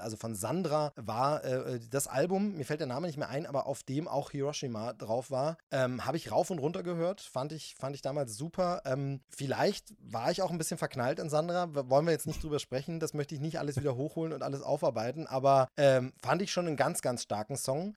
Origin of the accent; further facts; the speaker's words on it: East Germany, Germany; als Ossi